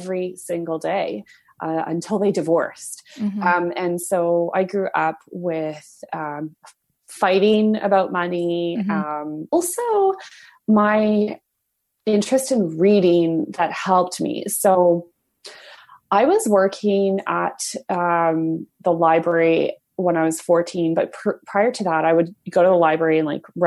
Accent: Alberta, Canada; when I was growing up in Alberta

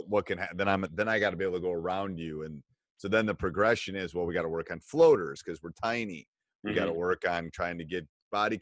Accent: Wisconsin, United States; I'm from Wisconsin

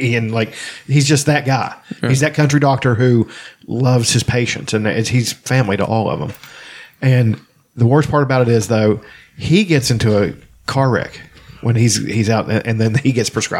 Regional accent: Appalachia, United States; I love where I'm from, and that movie made me love it more. I'm like, yeah, I love being Appalachian. I really do.

